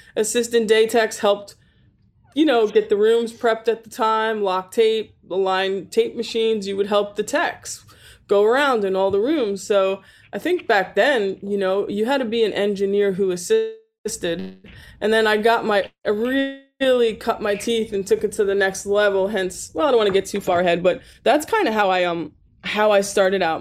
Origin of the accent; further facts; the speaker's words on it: New York, United States; I'm born and raised in New York